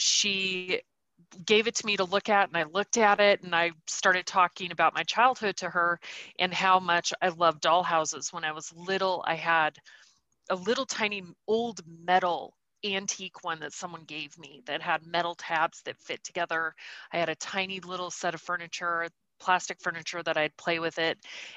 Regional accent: Montana, United States; also born or lived in Nebraska / Idaho / Missouri; I was born in Nebraska, lived in Idaho, Missouri, and then moved to Montana when I was 9 because my mother's family is from Montana.

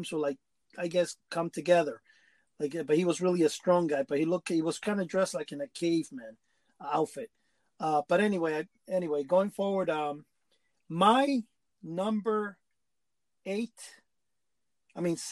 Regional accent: New York City, New York, United States; I grew up in Washington Heights

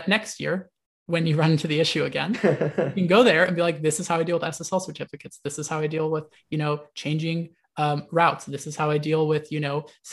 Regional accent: United States; I was born in the United States

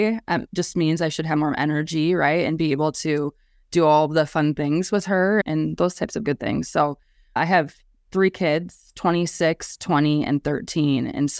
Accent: Colome, South Dakota, United States; also born or lived in Brookings, South Dakota / Sioux Falls, South Dakota; Always have lived in South Dakota.

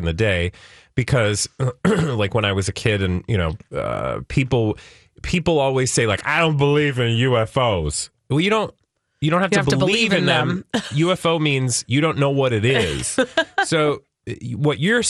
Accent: California, United States; I was born in California

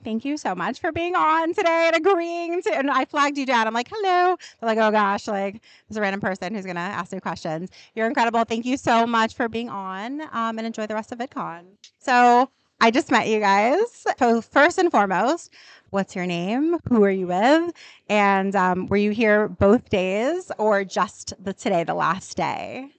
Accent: New York, United States; I'm a New Yorker.

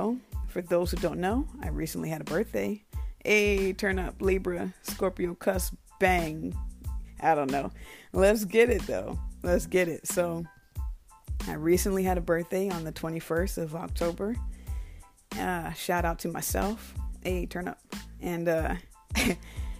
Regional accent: Bremerton, Washington, United States; moved away; I was born in Bremerton, Washington

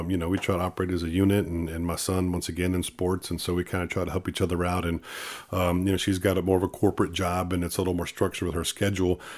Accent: Sandia, Texas, United States; also born or lived in Corpus Christi, Texas; born in Corpus, but I grew up on a dairy farm in Sandia, Texas, uh, right outside of Cal Allen.

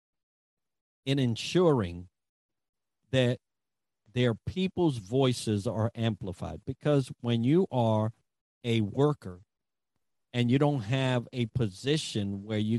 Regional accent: New York City, New York, United States; I grew up in the Bronx, so I had an accent

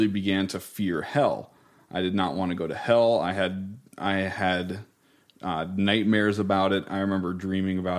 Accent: Iowa, United States; We were originally from Iowa

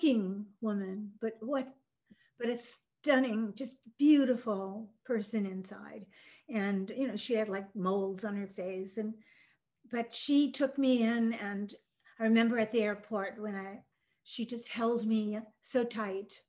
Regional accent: Michigan, United States; English is a second language; also born or lived in Norway; she placed me with my parents that I had in Michigan.

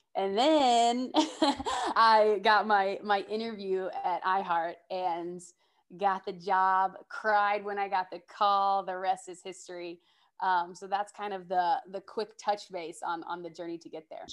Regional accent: Georgia, United States; now in New York City, United States; I'm originally from Georgia, but I currently live in New York City

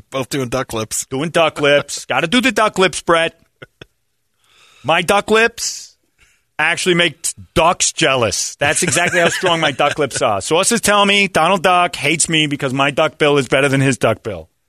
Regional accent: New York, United States; No way. I'm from New York.

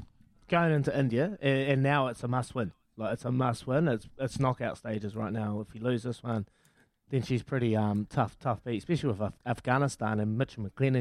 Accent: Hawke's Bay, New Zealand; I'm from Hawke's Bay.

